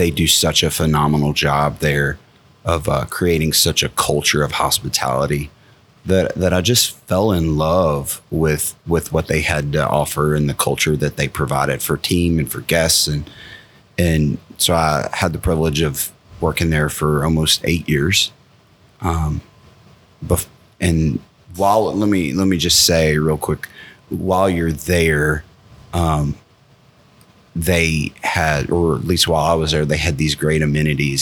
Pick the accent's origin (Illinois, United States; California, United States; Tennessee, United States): Tennessee, United States; Maryville; moved away as an adult; now in Frankfort, United States; I grew up about 45 minutes from the Smoky Mountains, about 25 minutes from Knoxville, a town called Maryville